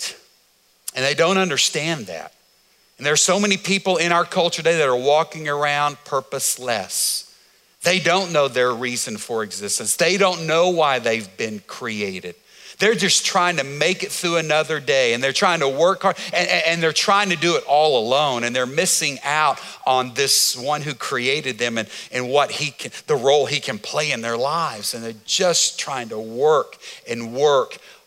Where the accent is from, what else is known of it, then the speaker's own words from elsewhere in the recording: United States; as an American